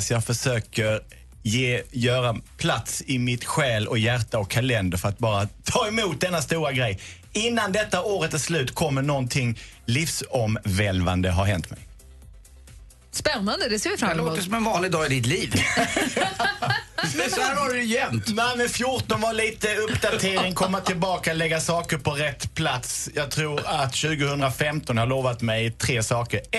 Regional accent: Lund, Skåne, Sweden; jag är ju från Lund

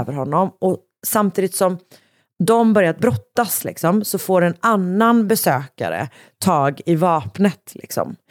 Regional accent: Gothenburg, Västra Götaland, Sweden; jag då som också liksom är från Göteborg

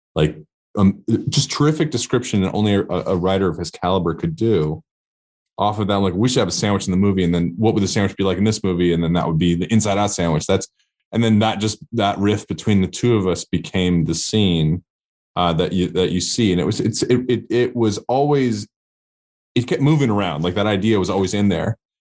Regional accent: Portland, Oregon, United States; moved away as an adult; my, a hometown in Portland, Oregon

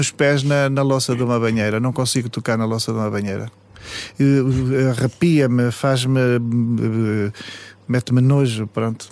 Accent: Paços de Ferreira, Norte, Portugal; a minha infância foi em Passos de Ferreira, cresci muito na terra

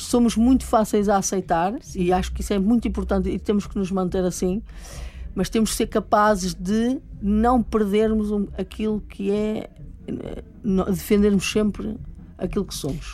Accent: Porto, Norte, Portugal; moved away

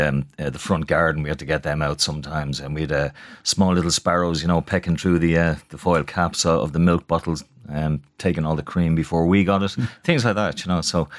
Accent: Dublin, Leinster, Ireland; Born and bred in Palmerstown. My parents were from Dublin. Dad was from the Liberties, Cork Street, and my mum not far away. And I grew up, you know, in the thick of it.

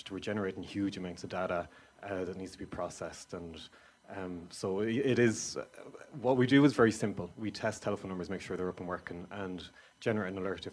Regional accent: Kildare, Leinster, Ireland; moved away as an adult; also born or lived in Waterford; now in Skibbereen, Ireland; I'm originally from Kildare

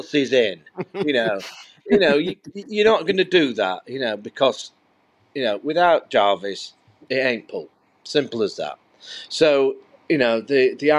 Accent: Rotherham, Yorkshire and the Humber, United Kingdom; I'm from Rotherham

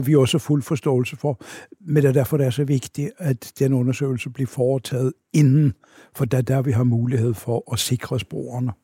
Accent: Oslo, Norway; Danish is a second language; moved away as an adult; now in Denmark; jeg er født og vokset op i Oslo

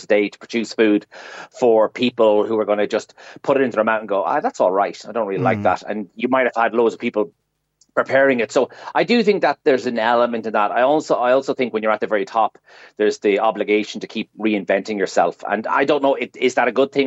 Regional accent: Ireland; as Irish people

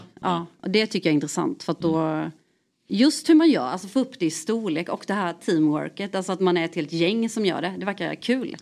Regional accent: Värnamo, Jönköping County, Sweden; now in Gothenburg, Sweden; jag är från Värnamo

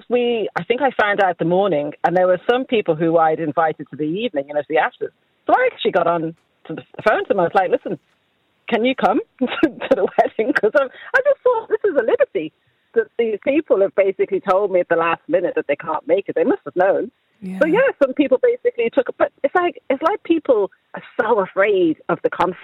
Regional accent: Ireland; our culture as Irish people

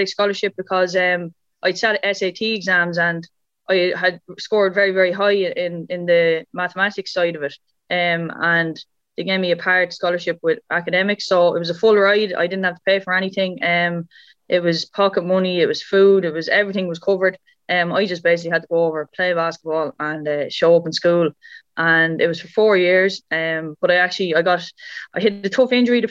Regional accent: Dungarvan, Munster, Ireland; also born or lived in United States; I was in basketball camps in growing up in Waterford in Dungarvan

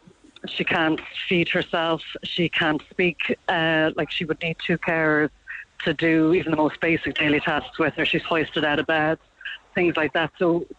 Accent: Dublin, Leinster, Ireland; now in Cork, Ireland; I'm originally from Dublin, as is my mum. But I live in Cork

